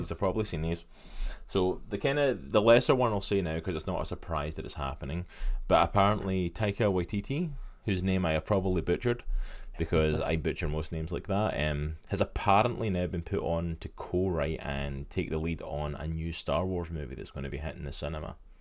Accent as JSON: {"language": "English", "region": "Scotland", "country": "United Kingdom", "said": "my home country, Scotland."}